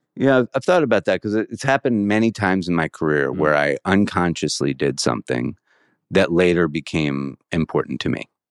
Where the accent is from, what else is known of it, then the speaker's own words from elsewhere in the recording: suburban Maryland, United States; So I grew up in an area of suburban Maryland, say 20 minutes from the White House, like right outside of DC.